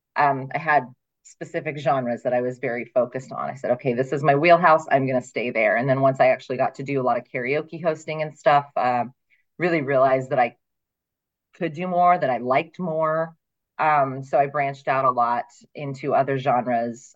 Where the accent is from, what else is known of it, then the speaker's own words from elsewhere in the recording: Ohio, United States; moved away as an adult; also born or lived in Pennsylvania; now in Phoenix, United States; I actually um, was born in Pennsylvania, very northeastern Pennsylvania, but I moved to Ohio when I was six weeks old. So I say that I'm from Ohio, essentially. Right. Um, and I lived there until I was 26.